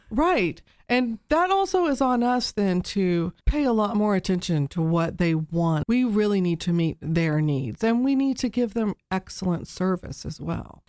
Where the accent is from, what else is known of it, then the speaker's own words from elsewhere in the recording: Texas, United States; moved away as an adult; now in Dayton, United States; So I grew up in Texas. I grew up on the coast of Texas, south of Houston